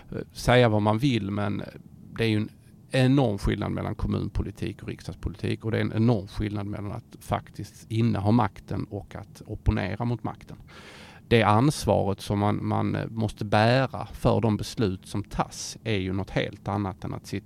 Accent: Skåne, Sweden; ödmjuk som skåning som man är

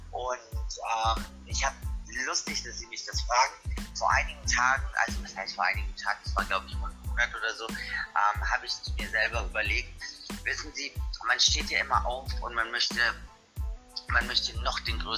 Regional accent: Munich, Bavaria, Germany; born there; now in Berlin, Germany; ich bin Wahlberliner, ähm, mhm. ich bin in München geboren, bin nach Berlin gezogen, ganz bewusst ich liebe die Techno-Szene in Berlin.

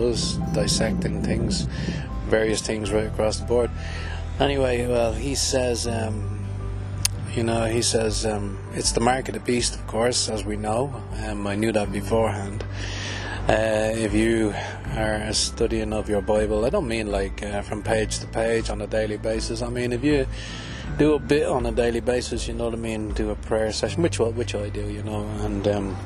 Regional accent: Ireland; I'm from Ireland

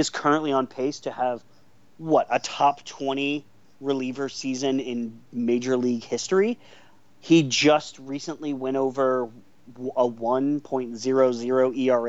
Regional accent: Seattle, Washington, United States; I grew up in Seattle watching Ken Griffey Jr. like hit home runs

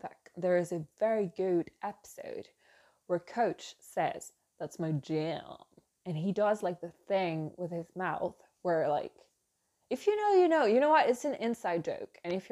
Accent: France; English is a second language; It's the French in me

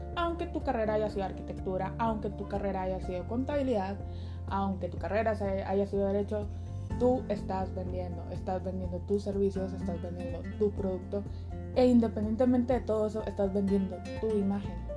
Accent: Chihuahua, Mexico; soy originaria de Chihuahua, Chihuahua

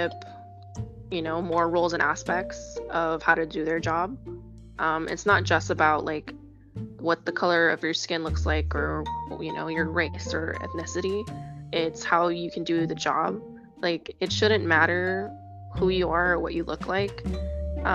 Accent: Hawaii, United States; now in Las Vegas, United States; I'm from Hawaii, where we're just a part of a melting pot of ethnic backgrounds

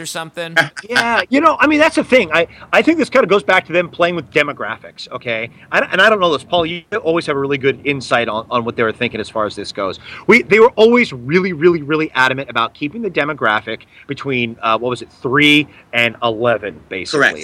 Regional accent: Los Angeles, California, United States; growing up in Los Angeles

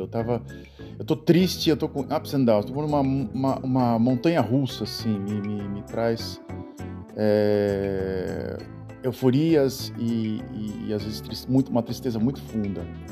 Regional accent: Santos, São Paulo, Brazil; moved away as an adult; now in Europe; na cidade de Santos, onde eu nasci

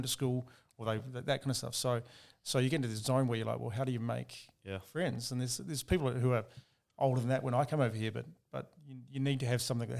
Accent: Australia; moved away; when I was younger, I moved over from Australia.

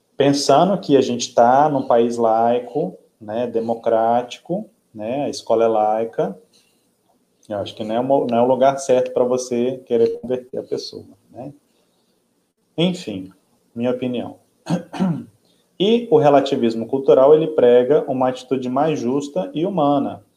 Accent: Minas Gerais, Brazil; now in Parintins, Brazil; eu que vim do Sudeste, nasci em Minas Gerais

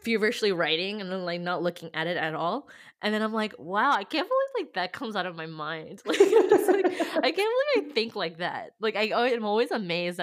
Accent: California, United States; I'm from California

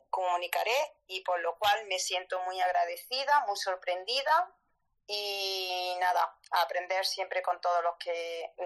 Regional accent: Córdoba, Andalusia, Spain; now in Jaén, Spain; soy cordobesa, igual que Rottenmeier

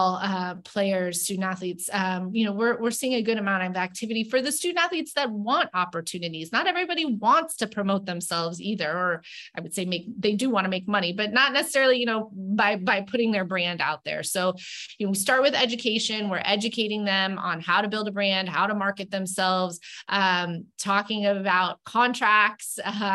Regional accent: Tampa, Florida, United States; moved away; my hometown. I'm from Tampa.

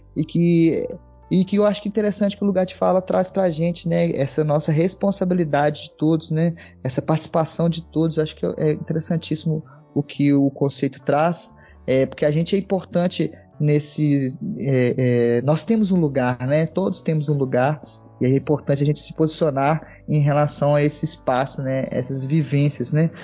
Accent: Divinópolis, Minas Gerais, Brazil; also born or lived in Belo Horizonte / Contagem / São João del-Rei; nasci em Belo Horizonte, morei em outras cidades, Contagem, passei a maior parte da minha vida em Divinópolis

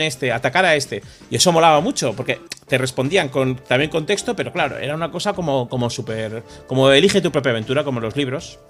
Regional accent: San Sebastián, Basque Country, Spain; moved away; cuando me fui de Donostia

